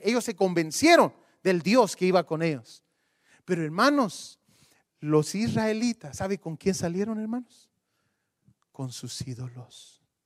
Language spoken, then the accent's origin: Spanish; Guatemala; Yo soy de Guatemala